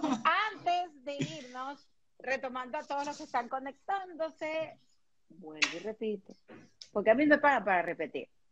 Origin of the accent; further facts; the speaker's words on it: Venezuela; moved away; nosotros somos de Venezuela